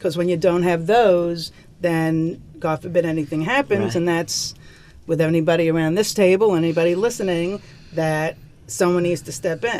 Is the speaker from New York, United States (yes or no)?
yes; Woodmere, New York, United States; moved away as an adult; also born or lived in Albany, New York / Boston, Massachusetts; I grew up in Woodmere